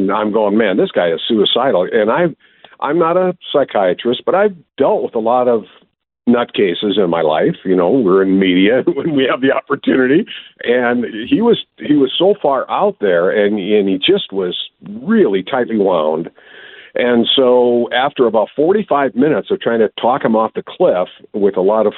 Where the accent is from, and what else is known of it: Wisconsin, United States